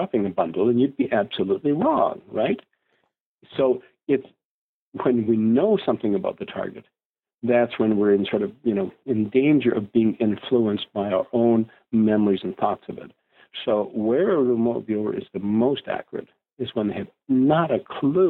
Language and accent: English; Canada; I'm Canadian